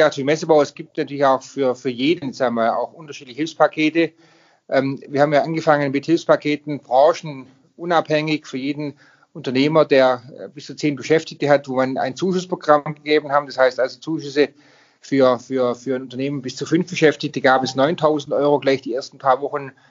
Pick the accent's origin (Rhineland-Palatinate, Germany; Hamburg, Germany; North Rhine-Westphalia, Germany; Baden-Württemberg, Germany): Baden-Württemberg, Germany; Darüber hinaus ähm, ist gerade jetzt auch mein Heimatland Baden-Württemberg